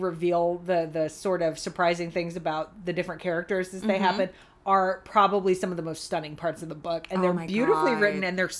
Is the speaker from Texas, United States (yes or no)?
yes; Texas, United States; I grew up in Texas, which I feel like I don't necessarily consider, like, true Southern.